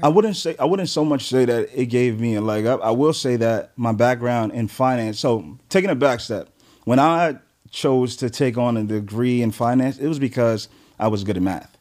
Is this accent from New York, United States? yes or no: yes; New York City, New York, United States; also born or lived in Flatbush, Brooklyn; Grew up in Crown Heights, New York.